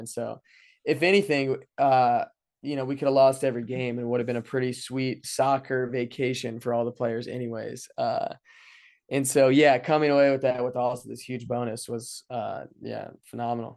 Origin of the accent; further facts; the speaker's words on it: Frederick, Maryland, United States; now in Saint Louis, United States; growing up in Frederick.